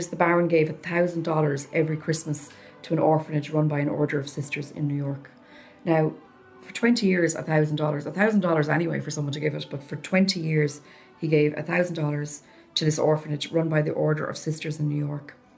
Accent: Limerick, Munster, Ireland; we are from Limerick

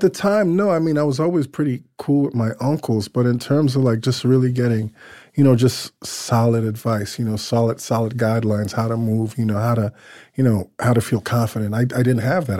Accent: New York City, New York, United States; I grew up in Crown Heights, the Crown Heights section of Brooklyn

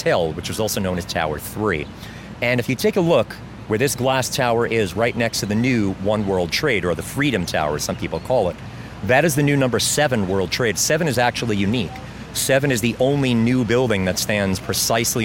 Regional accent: New York City, New York, United States; I'm from Queens

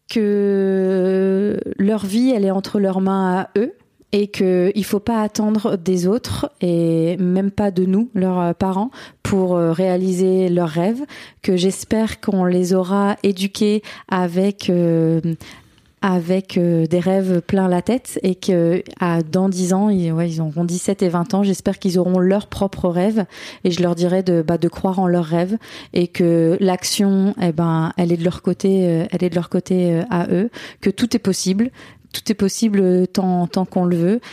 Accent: Burgundy, Bourgogne-Franche-Comté, France; moved away as an adult; now in Australia; on est de Bourgogne

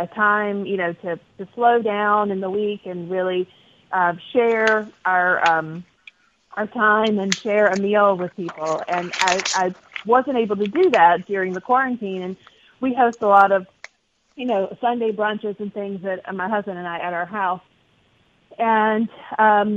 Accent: Mississippi, United States; moved away; also born or lived in North Carolina; I'm from Mississippi. I had a lot of my even high school and childhood friends

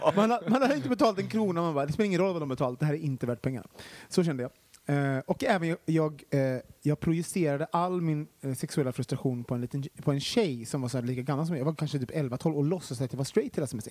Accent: Gothenburg, Västra Götaland, Sweden; Det lät mer göteborgskt och det mm. kommer jag ifrån

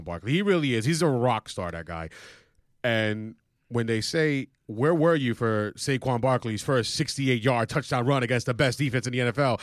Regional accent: New York City, New York, United States; growing up in Woodside

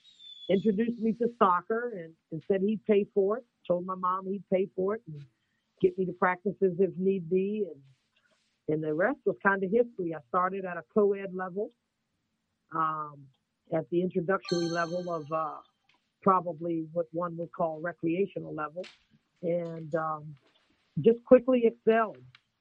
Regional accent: Northern Virginia, United States; now in Wilmington, United States; I am originally from Northern Virginia, right outside of Washington, D.C., so I can consider myself a Northern Virginian for the most part. But I have been residing in the North Carolina state for over 28 years.

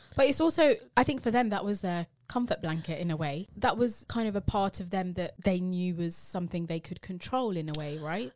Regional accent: United Kingdom; being British Asian.

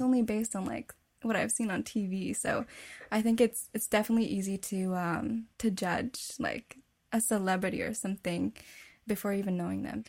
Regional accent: Winnipeg, Manitoba, Canada; I was born and raised in Winnipeg, Canada, to a Filipino family

